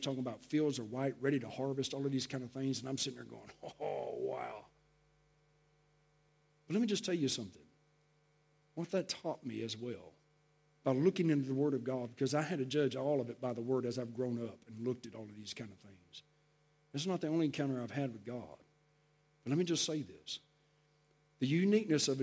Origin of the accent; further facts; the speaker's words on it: Texas, United States; I grew up in Texas